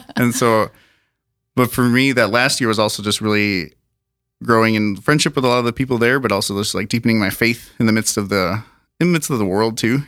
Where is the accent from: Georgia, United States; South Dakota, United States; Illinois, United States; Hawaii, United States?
South Dakota, United States; Sioux Falls; also born or lived in Colorado Springs, Colorado / Garretson, South Dakota; we've lived in s, the Minnehaha County. We used, lived in Garrettson for a while and now Sioux Falls for pretty much all my life.